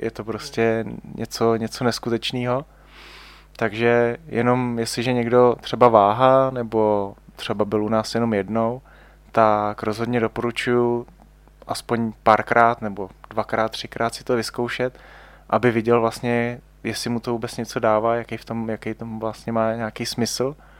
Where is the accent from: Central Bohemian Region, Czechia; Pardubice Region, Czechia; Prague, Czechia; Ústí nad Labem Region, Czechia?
Ústí nad Labem Region, Czechia; já jsem vlastně původem z Ústeckého kraje